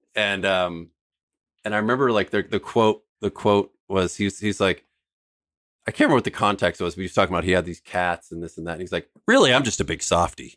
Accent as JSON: {"language": "English", "town": "San Francisco", "region": "California", "country": "United States", "tie": "born or raised there", "said": "we grew up in San Francisco"}